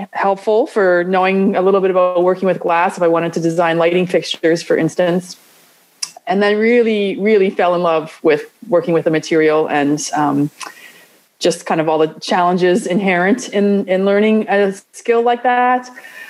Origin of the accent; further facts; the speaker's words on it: Toronto, Ontario, Canada; moved away as an adult; now in San Bernardino, United States; I grew up in Toronto in Canada, so quite a distance from here.